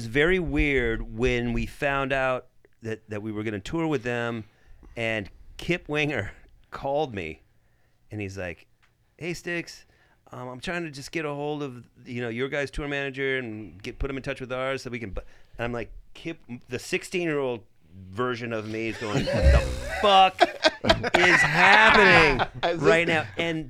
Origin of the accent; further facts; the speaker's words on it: United States; I'm American.